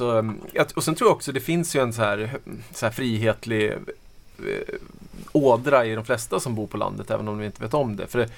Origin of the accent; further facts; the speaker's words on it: Norrland, Sweden; Uh, ja, alltså jag har ju flyttat runt jättemycket. Jag är norrlänning ursprungligen.